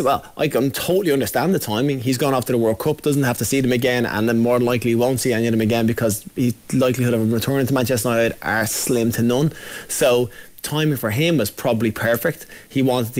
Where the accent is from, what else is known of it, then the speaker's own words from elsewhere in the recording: Ireland; Being Irish